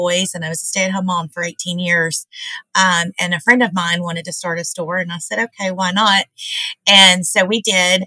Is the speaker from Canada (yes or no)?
no; Hendersonville, Tennessee, United States; moved away as an adult; now in Portland, United States; I'm originally from Hendersonville. I graduated from Beach High School in 94